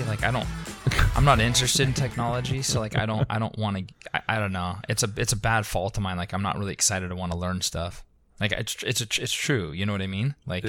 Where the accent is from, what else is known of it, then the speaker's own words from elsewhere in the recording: Concord, California, United States; I grew up in Concord, which, like I said, is about an hour and a half